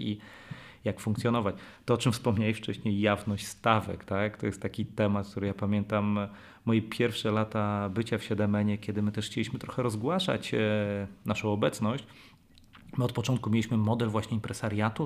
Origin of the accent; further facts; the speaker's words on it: Warsaw, Masovian Voivodeship, Poland; jestem warszawiakiem